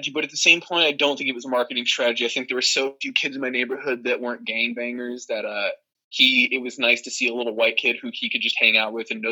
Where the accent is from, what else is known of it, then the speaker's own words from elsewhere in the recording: Arizona, United States; I'm from Arizona.